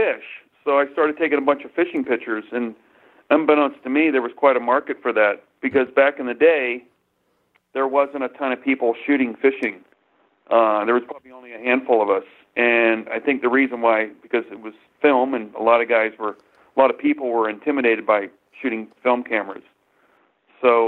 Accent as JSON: {"language": "English", "region": "the South", "country": "United States", "tie": "born or raised there", "moved": "yes", "lives_now": "Idaho, United States", "said": "I grew up in the South."}